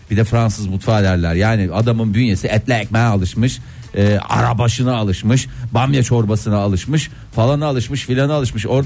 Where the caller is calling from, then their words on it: İzmir, Turkey; ben İzmir'den.